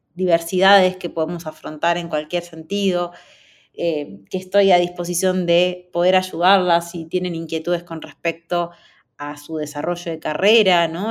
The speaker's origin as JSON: {"language": "Spanish", "country": "Argentina", "said": "Yo soy de Argentina, estudié en una universidad de tecnología en Buenos Aires"}